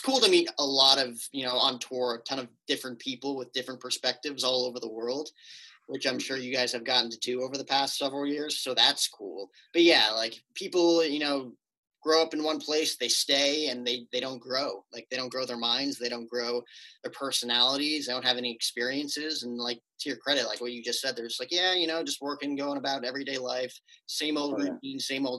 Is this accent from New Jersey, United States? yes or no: yes; northern New Jersey, United States; moved away as an adult; now in Phoenix area, United States; I am from northern New Jersey. So I came all the way out here to get away from the winters